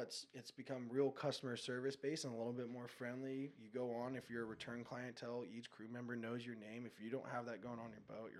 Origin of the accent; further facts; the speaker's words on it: Encinitas, California, United States; As a kid, you know, I grew up in Encinitas. I surfed Seaside.